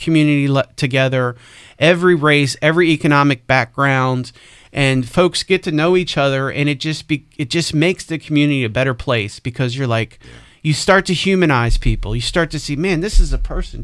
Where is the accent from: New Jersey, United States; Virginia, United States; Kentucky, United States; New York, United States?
Virginia, United States; Spotsylvania; I grew up in Spotsy